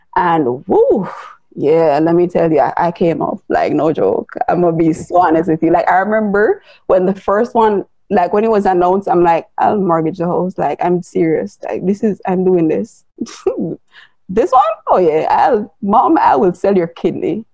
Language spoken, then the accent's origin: English; Jamaica; I am Jamaican, I live in Jamaica